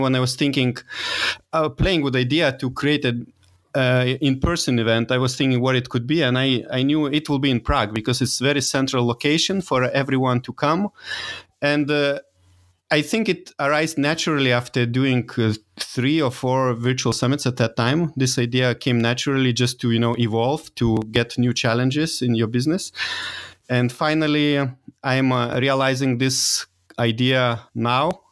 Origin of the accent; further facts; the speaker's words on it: Lithuania; English is a second language; moved away; also born or lived in Dresden; I'm from Lithuania, so it, I'm not an English native speaker